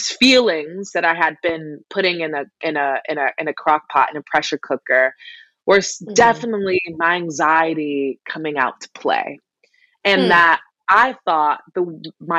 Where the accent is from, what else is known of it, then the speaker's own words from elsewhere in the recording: South Carolina, United States; moved away; I am originally from South Carolina